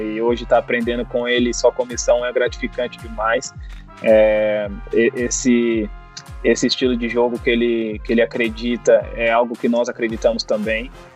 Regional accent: São Paulo, Brazil; Eu sou de São Paulo

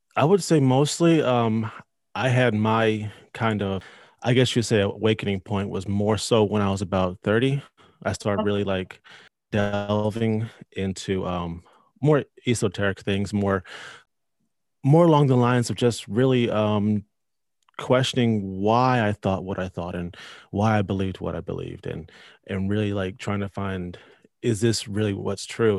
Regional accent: North Carolina, United States; I'm from North Carolina, uh, lived here my whole life

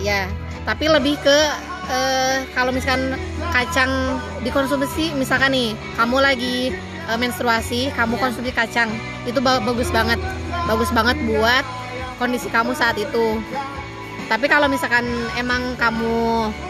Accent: Bandung, West Java, Indonesia; aku dari Bandung

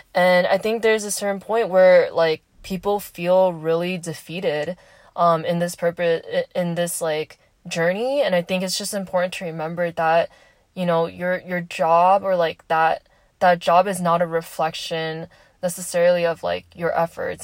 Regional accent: Southern California, United States; moved away as an adult; I am from SoCal

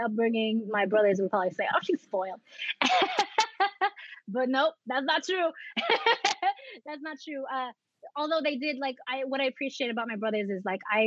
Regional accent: New York City, New York, United States; also born or lived in Philippines / San Francisco Bay Area, California; I grew up in Jamaica, Queens, which is where I still am

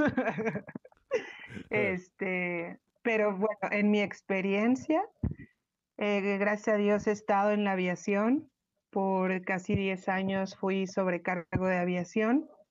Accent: Mexico City, Mexico; de Ciudad de México

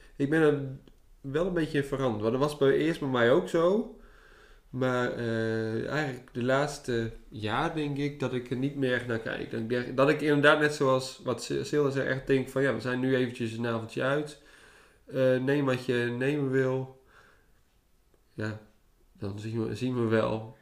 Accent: Netherlands; we uit Nederland kwamen

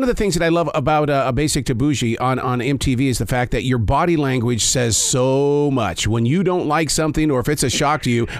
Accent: Montana, United States; now in Charlotte, United States; I'm originally from Montana.

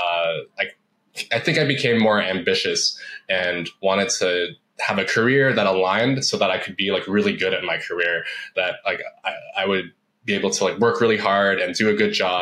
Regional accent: Toronto, Ontario, Canada; moved away as an adult; also born or lived in Vancouver, Canada; moved from where I grew up in the Toronto area to Vancouver.

